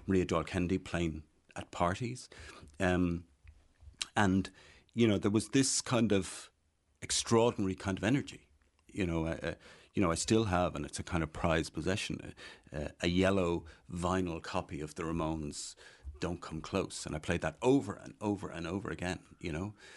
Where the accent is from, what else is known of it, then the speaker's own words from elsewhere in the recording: Dublin, Leinster, Ireland; also born or lived in Kells, County Meath; I grew up in Dublin. I grew up in Dublin four